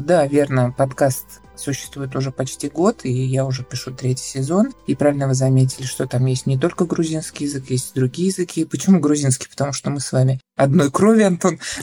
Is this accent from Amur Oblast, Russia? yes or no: no; Kazan, Tatarstan, Russia; Я из Казани, я лингвист